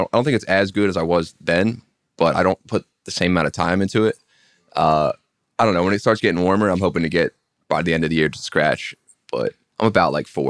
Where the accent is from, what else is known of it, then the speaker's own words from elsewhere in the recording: Pennsylvania, United States; Like the woods, Bucks County, PA.